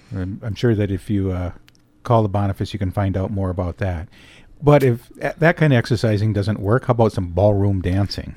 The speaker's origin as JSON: {"language": "English", "town": "Escanaba", "region": "Michigan", "country": "United States", "tie": "born or raised there"}